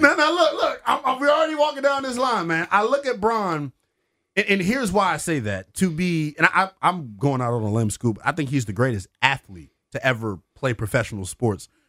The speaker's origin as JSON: {"language": "English", "town": "Washington", "region": "District of Columbia", "country": "United States", "tie": "born or raised there", "said": "I'm born and raised here in the D C area"}